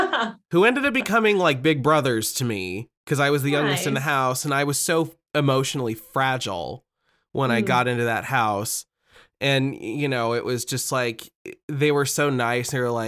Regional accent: Midwest, United States; We're from the Midwest, you know.

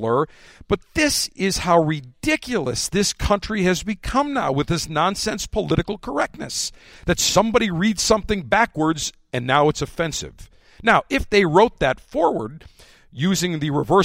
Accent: Buffalo, New York, United States; now in Tampa, United States; my hometown, Buffalo, New York

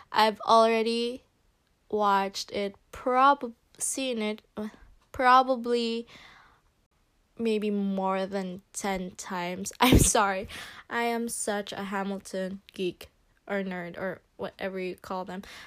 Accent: Philippines; English is a second language; moved away; I am from the Philippines

